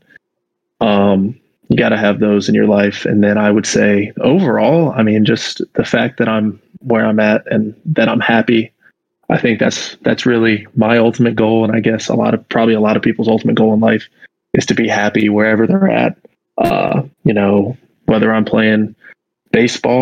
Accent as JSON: {"language": "English", "town": "Durham", "region": "North Carolina", "country": "United States", "tie": "born or raised there", "said": "I live in Durham and I'm from Durham. I've been here my whole life"}